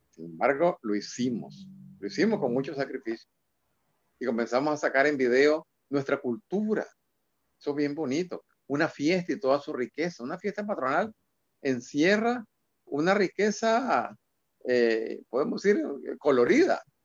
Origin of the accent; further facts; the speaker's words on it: Nicaragua; en nuestra Nicaragua, en nuestra idiosincrasia